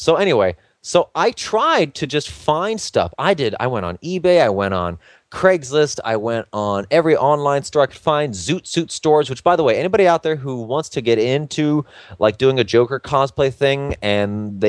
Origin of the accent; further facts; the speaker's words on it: New York, United States; I come from New York, where fashion comes from.